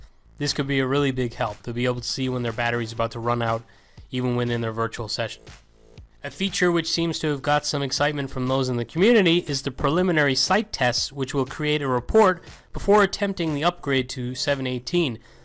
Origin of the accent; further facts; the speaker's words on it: Galway, Connacht, Ireland; moved away; I just got back from a trip to my hometown